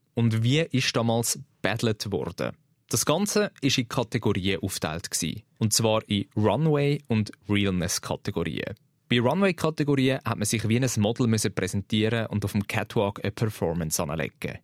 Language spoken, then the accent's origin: German; Switzerland; bei uns in der Schweiz